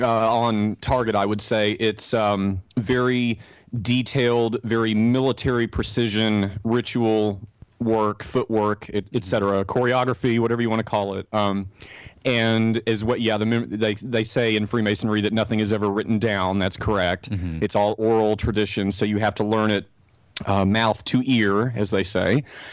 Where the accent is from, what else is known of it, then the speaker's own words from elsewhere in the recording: Texas, United States; accent: Texas; me to talk in my Texas accent, I can do that.